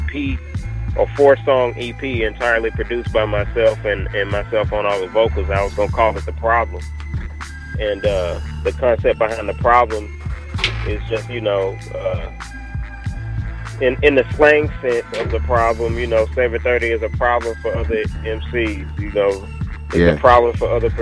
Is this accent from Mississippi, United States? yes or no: yes; Jackson, Mississippi, United States; now in Dallas, United States; Right now, I currently reside in Dallas, Texas. I'm originally from Jackson, Mississippi, but I'm in Dallas, Texas right now.